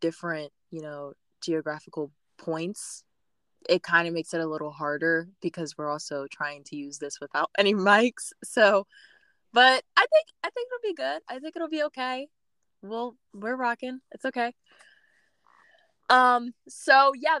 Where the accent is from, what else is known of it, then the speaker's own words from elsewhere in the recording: Maryland, United States; I'm from a small town in Maryland. And me and Shaniqua actually went to high school together